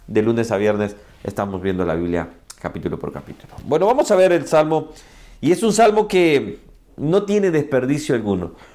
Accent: Ahuachapán, El Salvador; moved away; also born or lived in San Salvador, El Salvador; yo soy del Salvador, mi querido El Salvador. Nací en San Salvador, pero crecí por casi toda mi vida, mis 15 ah, años, creo, er, no, 13 años, 14 años. Crecí en un pueblo, una ciudad que se llama Huachapá

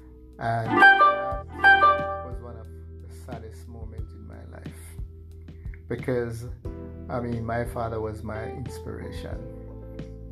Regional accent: Jamaica; I'm from Jamaica

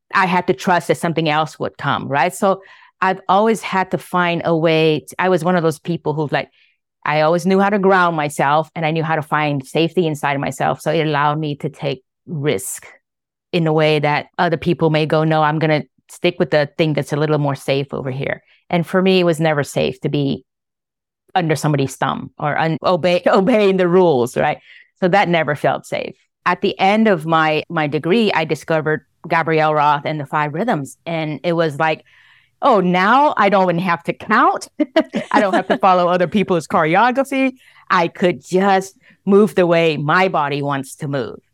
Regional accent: Vietnam; moved away; I was born in Vietnam. I was born in the middle of the Vietnam War.

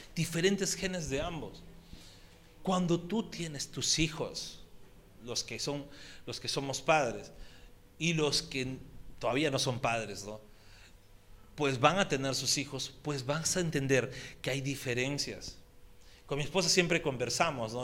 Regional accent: Peru; accent: Peruvian; en nuestro dialecto peruano

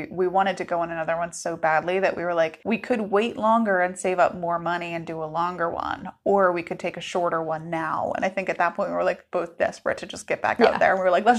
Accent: New England, United States; we're from New England.

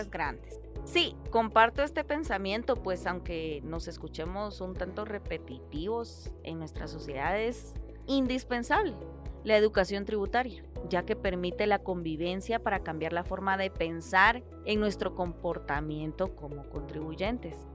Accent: Guatemala; tenemos como guatemaltecos

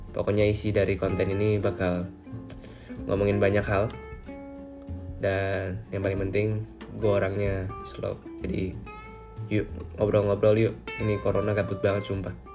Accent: Jakarta, Indonesia; now in Bali, Indonesia; gue orang Jakarta tapi gue tinggal di Bali sekarang

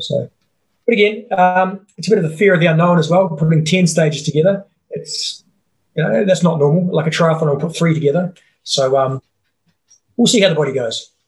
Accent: New Zealand; I'm a Kiwi

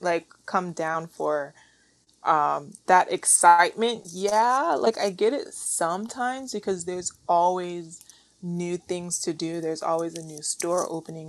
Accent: Warren, Ohio, United States; also born or lived in Port St. Lucie, Florida; now in Miami, United States; I grew up in Ohio.

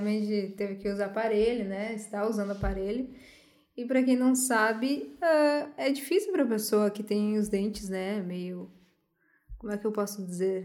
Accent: Santo Ângelo, Rio Grande do Sul, Brazil; sou de Santo Ângelo

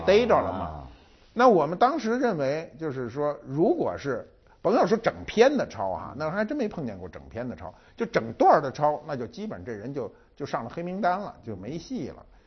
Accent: China; 我们中国人哈，一般哈，不管你专业怎么排表，中国人一说北大都说在前头

